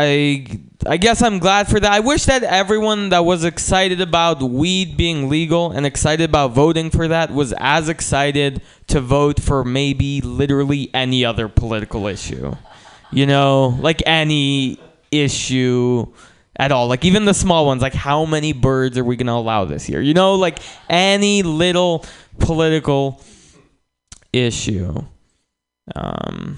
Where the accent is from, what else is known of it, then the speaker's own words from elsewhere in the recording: San Francisco, California, United States; I'm from San Francisco. A lot of my friends growing up started smoking weed very young